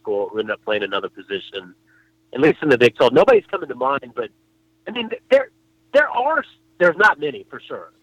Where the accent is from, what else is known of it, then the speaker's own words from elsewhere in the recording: Oklahoma, United States; All of us grew up in Oklahoma